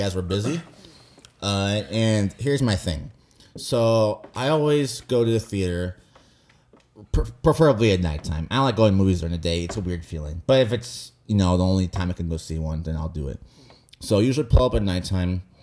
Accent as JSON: {"language": "English", "country": "United States", "said": "I'm an American"}